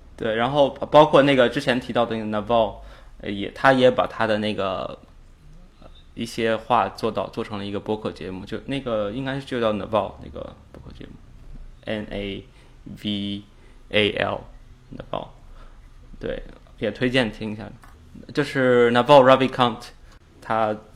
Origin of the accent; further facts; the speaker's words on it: Inner Mongolia, China; also born or lived in Hohhot; 我是来自内蒙古，然后我，我觉得那就是我的家。呃，我们总是会，到在，回到国内，我们总是会回到那边去，去住嗯。而且我每年至少有半年的时间是在那，在那边